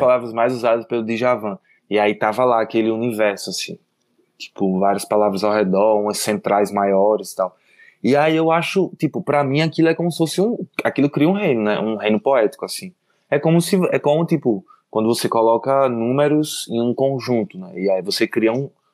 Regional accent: Maceió, Alagoas, Brazil; also born or lived in Garanhuns, Pernambuco; now in São Paulo, Brazil; eu nasci em Maceió. Aí quando eu tinha uns dois anos, eu, um ano assim, eu fui para Garanhuns

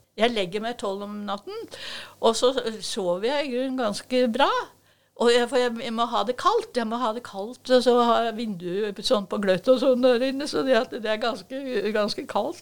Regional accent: Oslo, Norway; now in Drammen, Norway; vi kommer fra Oslo

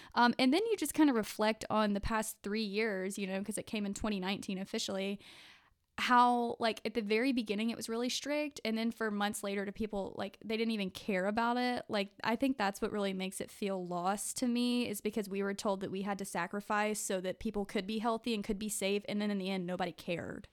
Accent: Jackson area, Mississippi, United States; I'm from the Jackson area of Mississippi

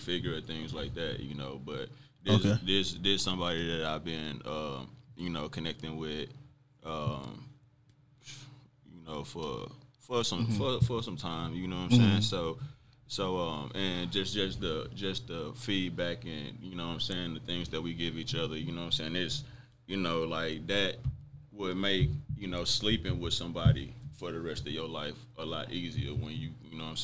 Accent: Mississippi, United States; I grew up in Mississippi

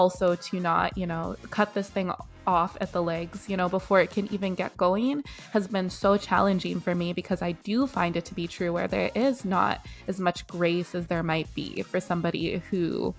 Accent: Canada; also born or lived in South Africa; But I was born myself in South Africa. And at like about the age of one, I was plucked out of South Africa and brought all the way to Canada. And that's where most of my childhood was.

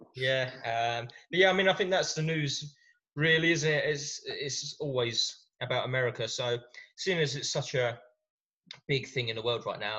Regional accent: England, United Kingdom; us English guys

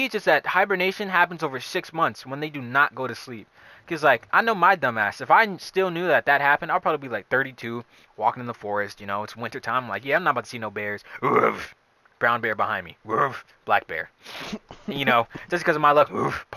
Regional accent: Jamaica; I'm a Jamaican who doesn't like spicy things

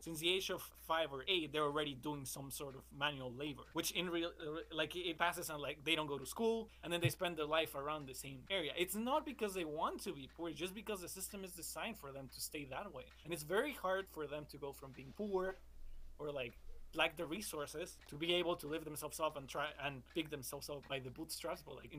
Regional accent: Mexico; now in Canada; I'm from Mexico originally

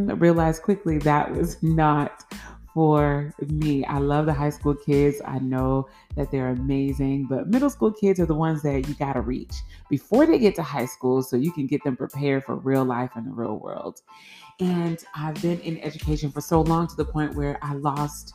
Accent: Florida, United States; I'm a girl from Florida. Yeah, born and raised, lived there all of my life

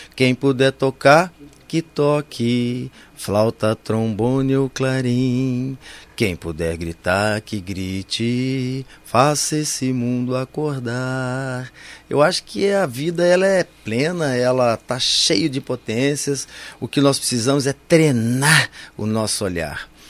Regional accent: Campinas, São Paulo, Brazil; eu nasci em Campinas em 1957

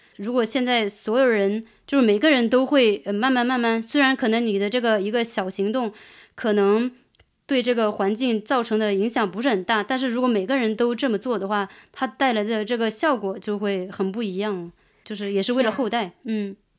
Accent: Fankuai Town, Sichuan, China; moved away; 我在那个，呃，房块

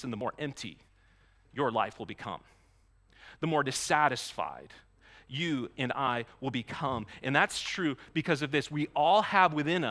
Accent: Maine, United States; I grew up in Maine. I say aunt, not aunt.

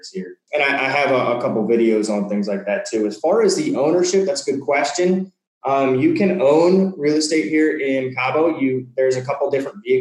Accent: New Orleans, Louisiana, United States; moved away as an adult; now in Mexico; I come from New Orleans, which is generally like the bottom five in the United States when it comes to, you know, in a bad way, in crime and things like

